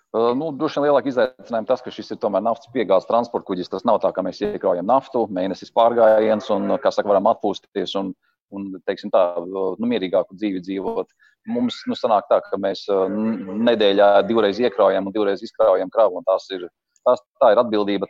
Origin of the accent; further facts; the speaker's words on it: Ainaži, Limbaži Municipality, Latvia; Ainažu ir mana dzimtā pilsēta.